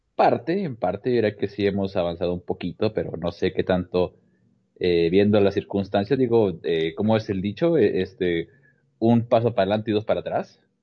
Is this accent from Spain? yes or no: no; Mexico; acá en México